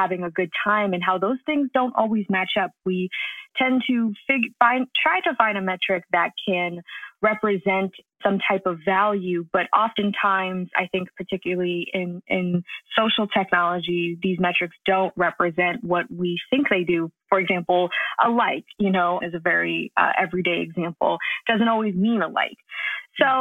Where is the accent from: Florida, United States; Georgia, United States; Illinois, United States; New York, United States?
New York, United States; I was raised in New York by a father who is really into technology.